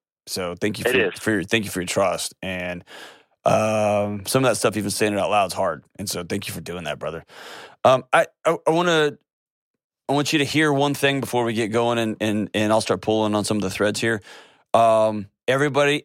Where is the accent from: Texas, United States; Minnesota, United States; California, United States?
Texas, United States